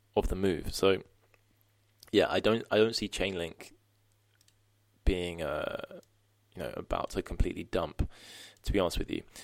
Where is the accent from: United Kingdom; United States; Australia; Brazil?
United Kingdom; being a Brit